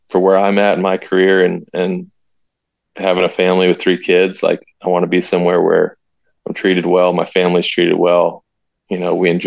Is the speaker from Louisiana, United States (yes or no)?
no; North Carolina, United States; I'm from North Carolina